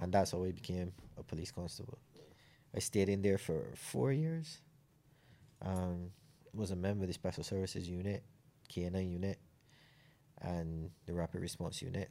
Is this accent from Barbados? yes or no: yes; Clifton Hall, Saint John, Barbados; moved away as an adult; also born or lived in England; I was raised in Clifton Hall in Saint John